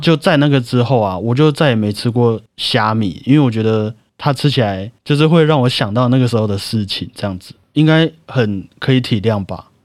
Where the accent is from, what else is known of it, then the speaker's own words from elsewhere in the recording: Taiwan; 我们 台湾人